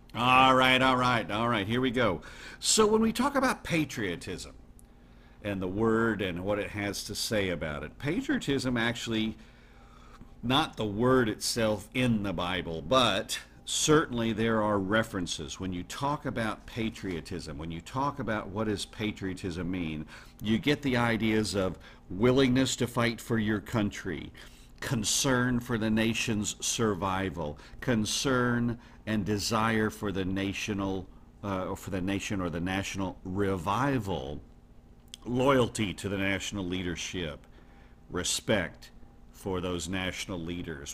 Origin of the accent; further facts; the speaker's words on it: United States; also born or lived in Netherlands; proud as an American.